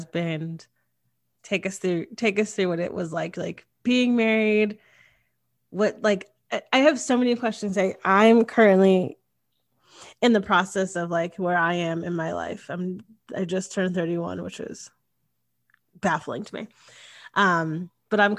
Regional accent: Connecticut, United States; I grew up in Connecticut and it's a very traditional place.

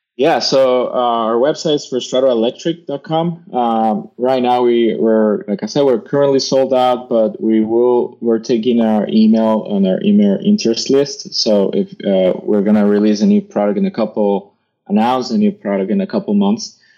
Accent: United States; as an American

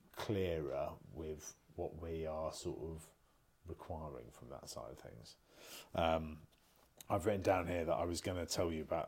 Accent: United Kingdom; we're British

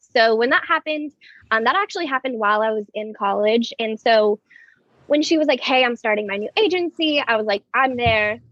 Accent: Moorpark, California, United States; I am born and raised in Moorpark, California, um, small suburb right outside of Los Angeles

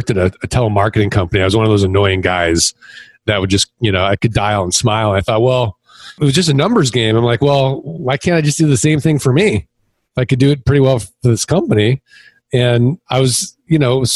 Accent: Midwest, United States; moved away as an adult; also born or lived in Kansas City; now in Scottsdale, United States; I'm from the Midwest

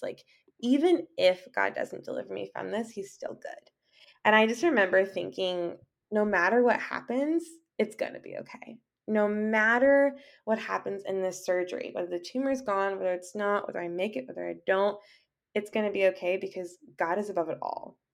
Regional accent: Southern California, United States; I'm from Southern California, and I am a writer

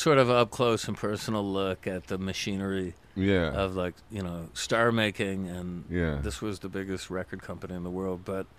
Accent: Syracuse, New York, United States; I'm from Syracuse originally, upstate New York.

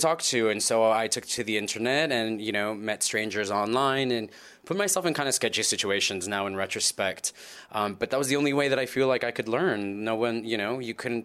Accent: Los Angeles, California, United States; I was born and raised in Los Angeles, just north of Los Angeles in the San Fernando Valley

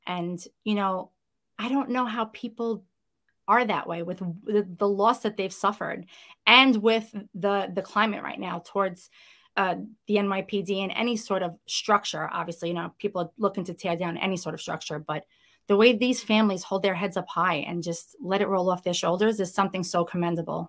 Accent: New York City, New York, United States; accent: Brooklyn; I am, uh, born and bred Brooklynite. I grew up in Brooklyn, you know, it's, it's who I am

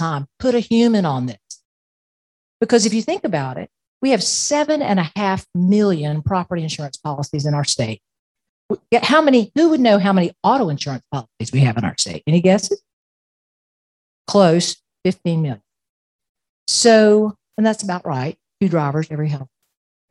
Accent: Plant City, Florida, United States; now in Tallahassee, United States; I grew up in Plant City, which is a marvelous town between Tampa and Orlando

